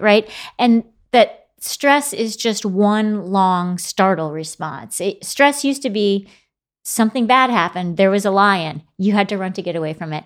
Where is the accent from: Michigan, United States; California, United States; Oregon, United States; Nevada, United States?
Michigan, United States; Grand Rapids; moved away as an adult; now in New York City, United States; I grew up in Grand Rapids, Michigan, very quiet.